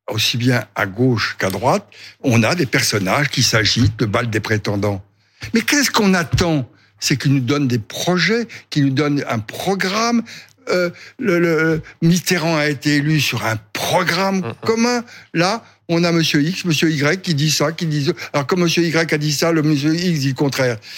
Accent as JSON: {"language": "French", "country": "France", "said": "Je suis français."}